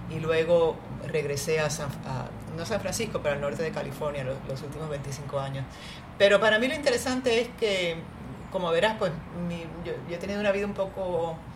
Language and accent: Spanish; Cuba; also born or lived in Boston, United States; now in Puerto Rico; yo no era ciudadana americana. Yo nací en Cuba, no era ciudadana